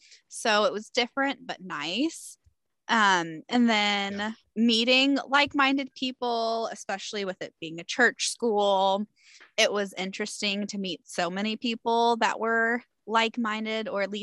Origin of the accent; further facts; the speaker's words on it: the Bible Belt, the South, United States; moved away as an adult; I grew up in the Bible Belt.